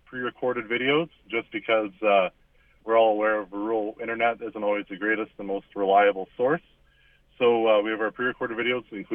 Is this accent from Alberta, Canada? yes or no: no; La Rivière, Manitoba, Canada; I grew up in Larivere, Manitoba, just in the Pembina Valley